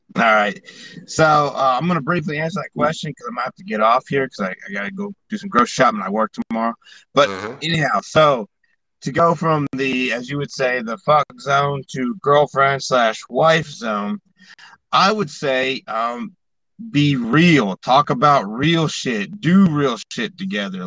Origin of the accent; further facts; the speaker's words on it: Alabama, United States; I grew up, most of my growing up was in Alabama